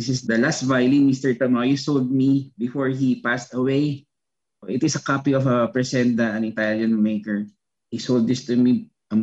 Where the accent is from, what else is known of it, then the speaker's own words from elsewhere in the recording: Philippines; as a Filipino and as a Filipino violinist